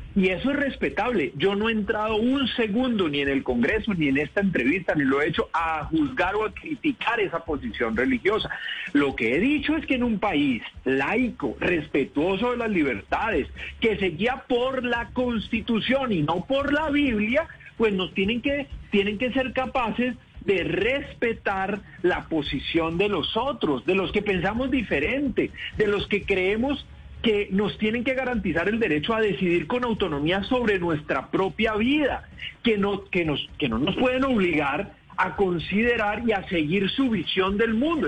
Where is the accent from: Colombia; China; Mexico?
Colombia